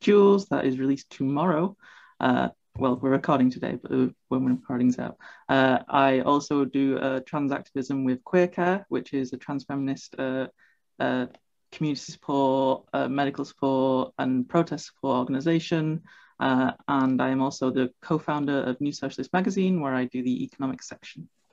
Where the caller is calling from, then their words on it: Manchester, North West England, United Kingdom; I'm phoning in from Manchester, UK